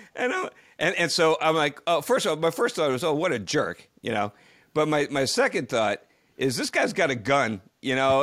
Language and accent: English; near Ridgewood, New Jersey, United States; the town of Ridgewood, New Jersey, which is very close to my hometown. Actually, I took some extracurricular classes at the Ridgewood High School when I was a kid.